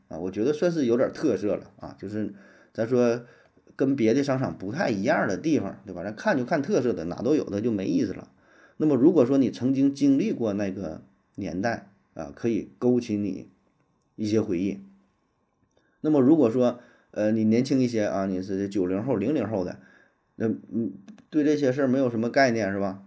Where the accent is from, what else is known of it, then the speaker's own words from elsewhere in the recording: Shenyang, Liaoning, China; 我们沈阳人都管这地方叫小河堰